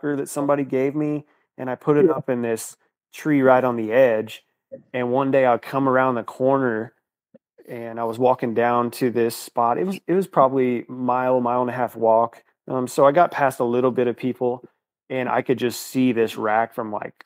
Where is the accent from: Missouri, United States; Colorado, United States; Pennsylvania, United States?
Missouri, United States; Northeast; also born or lived in Iowa; I grew up in Northeast Missouri, and I currently live in Missouri